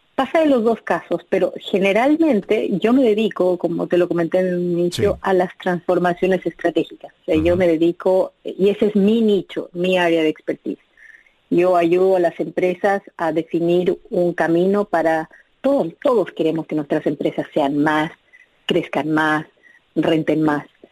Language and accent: Spanish; Bolivia; moved away as an adult; also born or lived in Chile; now in United States; yo nací en Bolivia, eh, crecí en Bolivia